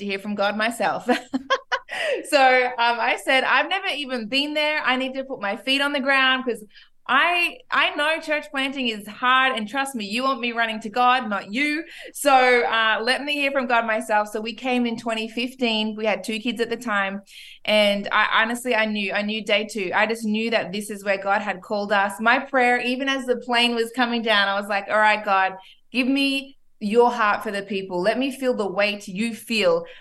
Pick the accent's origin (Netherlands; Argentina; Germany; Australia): Australia; moved away as an adult; also born or lived in Ipswich, Queensland / Wagga Wagga, New South Wales; now in Miami, United States; I am Australian, born and raised. So is my husband, actually. I was born in Ipswich.